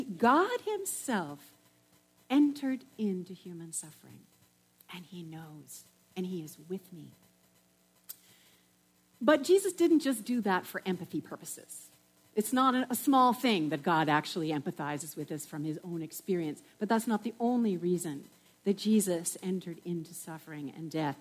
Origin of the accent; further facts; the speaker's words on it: New England, United States; I come from New England